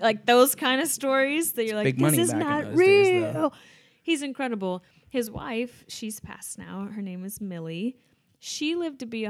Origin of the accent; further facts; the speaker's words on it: Midwest, United States; moved away; I'm from the Midwest.